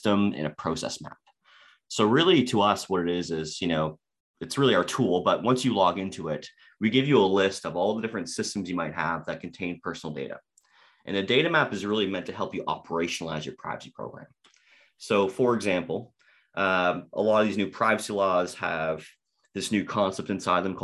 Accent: Toronto, Ontario, Canada; Canadian, born and raised in Toronto

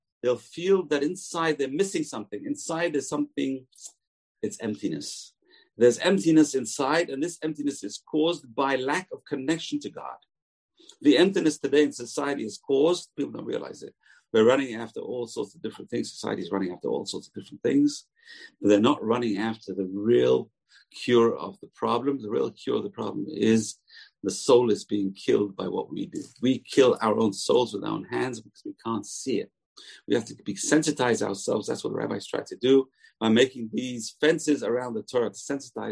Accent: England, United Kingdom; moved away; I was raised in England

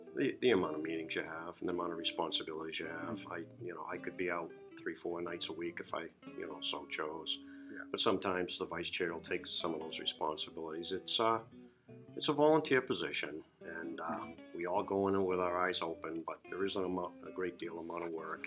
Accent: Kittery, Maine, United States; It's just been my hometown. It's where I grew up, and I just love the whole Kittery experience.

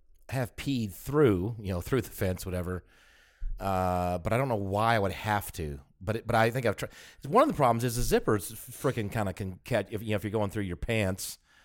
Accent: Atlanta, Georgia, United States; Oh, I do too. Hey, I'm from Atlanta.

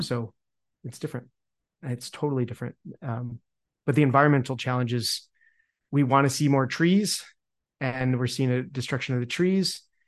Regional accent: Utah, United States; moved away; also born or lived in Montana; where I grew up in Utah

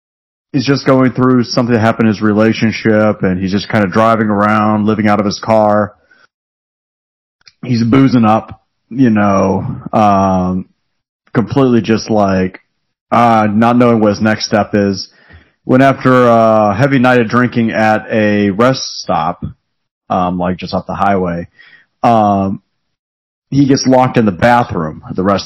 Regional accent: United States; I'm American

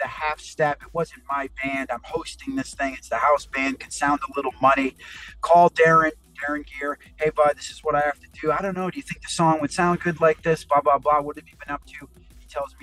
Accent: East Coast, United States; I'm a total East Coast guy

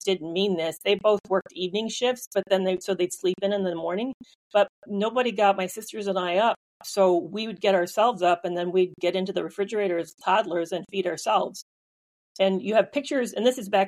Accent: Michigan, United States; Grew up in Michigan

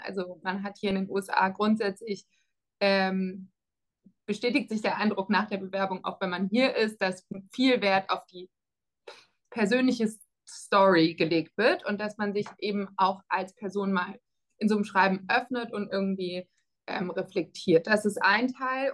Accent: Freiburg, Baden-Württemberg, Germany; moved away as an adult; also born or lived in Netherlands / France; now in Cambridge, United States; ich komme aus Freiburg ursprünglich, das ähm, vielleicht dazu. Das heißt, ich kannte die Stadt schon und ich mag meine Heimatstadt auch sehr gern

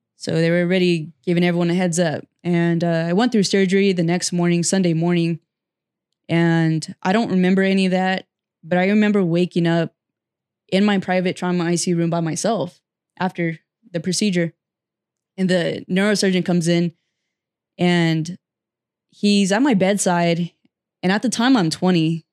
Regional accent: Fresno, California, United States; also born or lived in Butte County, California; I'm a Central Valley native, and I was born and raised here, grew up here. I did m, live in Northern California for a little bit, and I moved back to Fresno

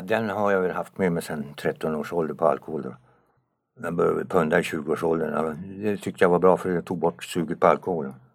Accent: Kramfors, Västernorrland County, Sweden; moved away as an adult; also born or lived in Tumba; now in Sundbyberg, Sweden; Sen flyttade han upp till Norrland, där bodde jag i 16 år

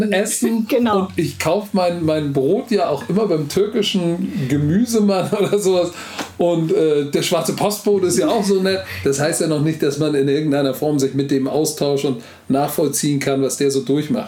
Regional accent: Hamburg, Germany; first language German; Heimat ist für mich da, wo ich aufgewachsen bin, wo ich jeden Stein kennen, wo du mir jetzt die Augen verbinden kannst und ich kannst mich jetzt hier in der Schanze rauslassen

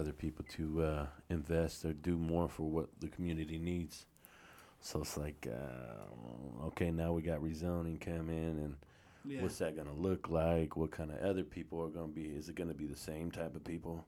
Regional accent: White Center, Washington, United States; I'm from White Center

